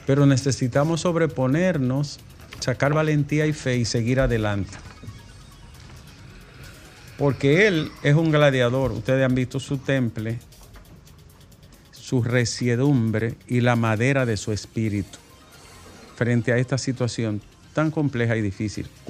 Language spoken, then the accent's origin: Spanish; Arroyo Toro, Dominican Republic; Yo, soy de Arroyo Toro Profundo